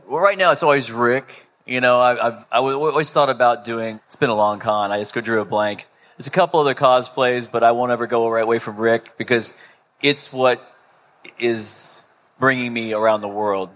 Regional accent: Melbourne, Florida, United States; I'm from Melbourne, Florida.

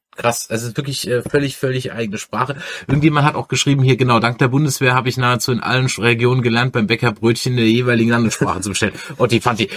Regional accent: Mannheim, Baden-Württemberg, Germany; accent: Mannheimerisch; now in Düsseldorf, Germany; Ursprünglich komme ich aus Monem. Da redet man ganz anders

